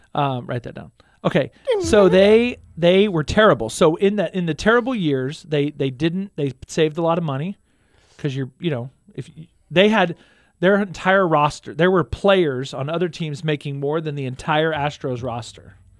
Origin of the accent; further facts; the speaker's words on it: Houston, Texas, United States; now in Stillwater, United States; I grew up in Houston, Texas